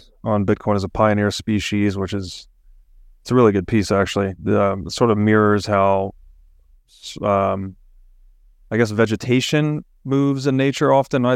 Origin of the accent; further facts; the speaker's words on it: Chattanooga, Tennessee, United States; I grew up in Chattanooga, Tennessee